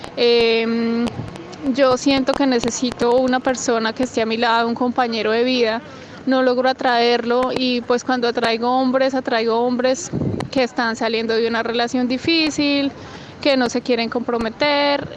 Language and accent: Spanish; Colombia; moved away as an adult; now in Australia; soy colombiana